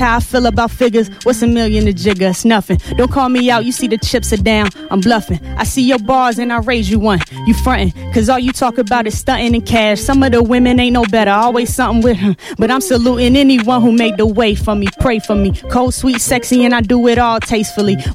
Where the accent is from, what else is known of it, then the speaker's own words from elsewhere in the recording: Richmond, Virginia, United States; I'm from Richmond, Virginia